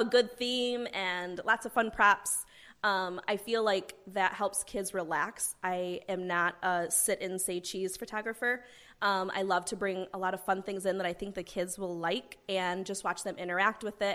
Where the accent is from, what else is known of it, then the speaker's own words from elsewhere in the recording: Owasso, Oklahoma, United States; I grew up here in the Owasso area